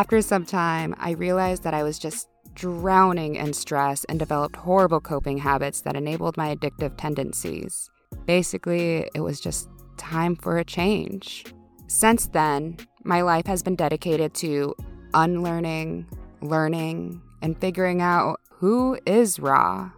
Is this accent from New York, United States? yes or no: no; Texas, United States; also born or lived in Minnesota; now in Minneapolis, United States; I'm a Latine queer living in the Twin Cities in Minnesota. But I'm originally from Texas, but like also from a small town in Minnesota.